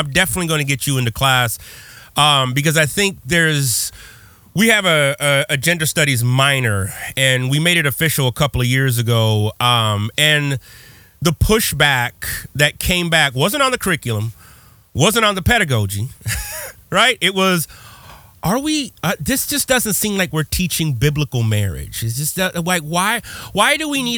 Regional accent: Texas, United States; growing up in Texas

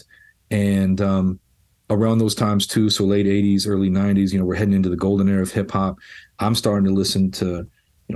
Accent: Los Angeles, California, United States; being a white kid growing up in Los Angeles in the 80s

